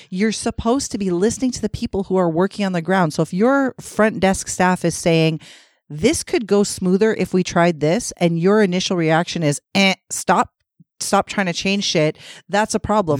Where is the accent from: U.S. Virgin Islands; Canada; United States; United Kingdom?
Canada; Toronto, Ontario; I grew up in Scarborough